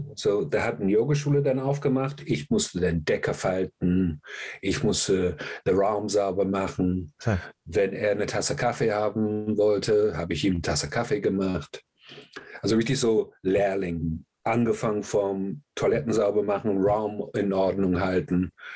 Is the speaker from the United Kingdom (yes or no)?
yes; England, United Kingdom; moved away; ich komme aus England, ich war in England, bin ich aufgewachsen